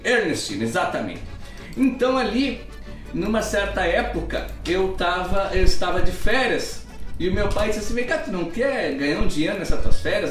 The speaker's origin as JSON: {"language": "Portuguese", "town": "Itaqui", "region": "Rio Grande do Sul", "country": "Brazil", "tie": "born or raised there", "moved": "yes", "said": "Mas eu nasci em Itaqui, é uma cidade, a cidade mais longe de Porto Alegre"}